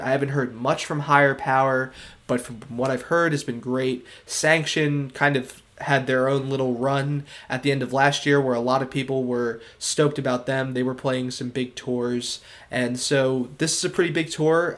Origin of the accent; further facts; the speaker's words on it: Philadelphia suburbs, Pennsylvania, United States; I'm from the Philadelphia suburbs